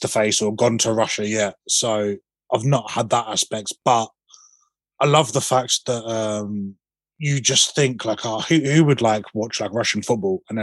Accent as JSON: {"language": "English", "town": "Southend-on-Sea", "region": "East of England", "country": "United Kingdom", "tie": "born or raised there", "said": "my hometown team, Southend United"}